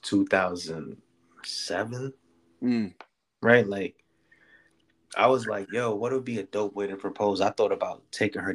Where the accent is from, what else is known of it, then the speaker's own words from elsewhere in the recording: New York City, New York, United States; growing up in the Bronx and shit, I lived on the sixth floor